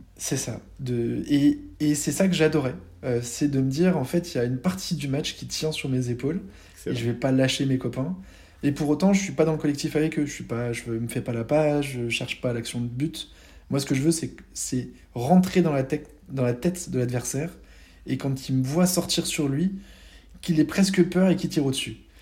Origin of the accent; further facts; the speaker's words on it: France; also born or lived in Malta; la chance qu'on avait d'être français